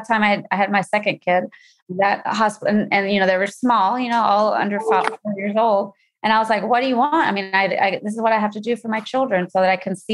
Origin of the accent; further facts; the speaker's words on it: North Carolina, United States; moved away as an adult; also born or lived in Massachusetts / California; now in Chicago, United States; I grew up in North Carolina, and that's where I went to school